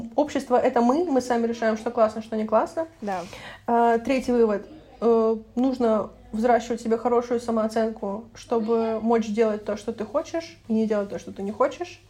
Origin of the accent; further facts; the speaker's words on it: Russia; я из России и пока что